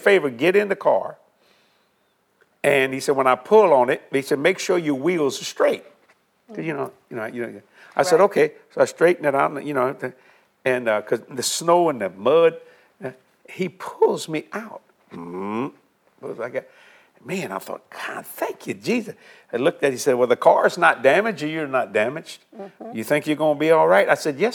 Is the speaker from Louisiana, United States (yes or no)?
yes; South Louisiana, United States; I'm from South Louisiana